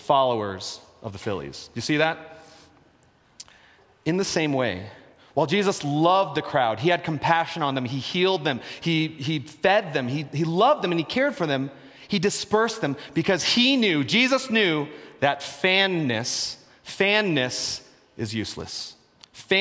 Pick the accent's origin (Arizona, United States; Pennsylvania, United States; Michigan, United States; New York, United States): Pennsylvania, United States; Philadelphia; I'm from Philadelphia.